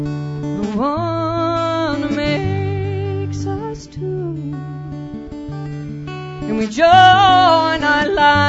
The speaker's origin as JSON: {"language": "English", "town": "Edmonton", "region": "Alberta", "country": "Canada", "said": "I'm from Edmonton."}